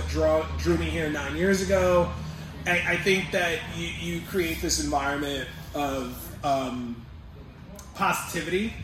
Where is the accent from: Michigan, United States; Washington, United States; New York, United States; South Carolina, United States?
New York, United States; New York City; a New Yorker with a wife from California